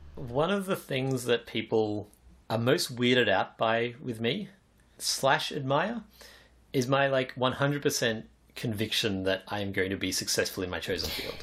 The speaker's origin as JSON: {"language": "English", "country": "Australia", "tie": "born or raised there", "said": "I was born in Australia"}